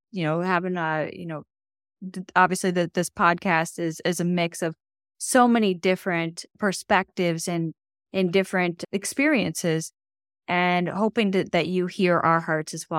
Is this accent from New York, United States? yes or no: yes; Buffalo, New York, United States; growing up in Buffalo, I mean, we get feet of snow